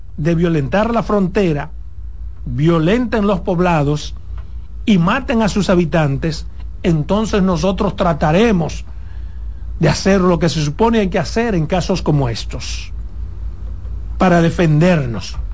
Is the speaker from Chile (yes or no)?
no; Dominican Republic; como dominicano